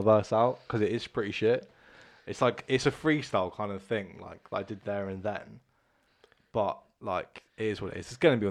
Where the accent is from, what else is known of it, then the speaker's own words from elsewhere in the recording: Bournemouth, South West England, United Kingdom; Born and bred, like, Bournemouth, more or less. Yeah. I moved away a little bit and come back.